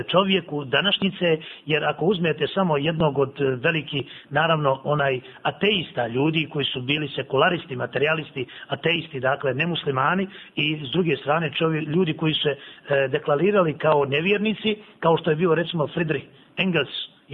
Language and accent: Croatian; Bosnia & Herzegovina